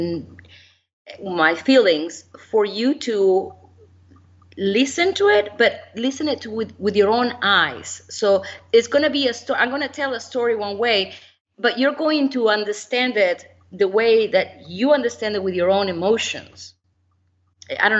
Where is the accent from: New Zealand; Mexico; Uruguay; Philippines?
Uruguay; moved away; I was born in Uruguay